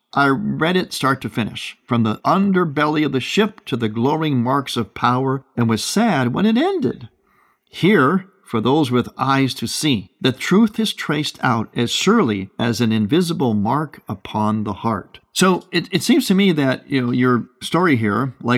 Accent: Cleveland, Ohio, United States; moved away; I'm from Cleveland originally

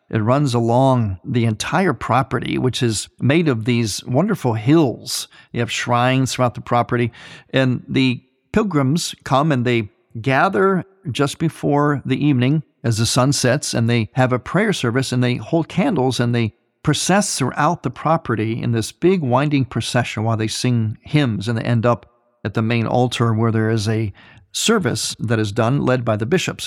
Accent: Ohio, United States; my home state of Ohio

